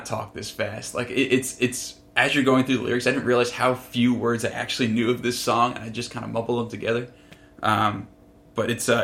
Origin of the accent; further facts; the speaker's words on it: near Great Neck, Long Island, New York, United States; Greatneck, actually, which is pretty funny. It's very close to my hometown.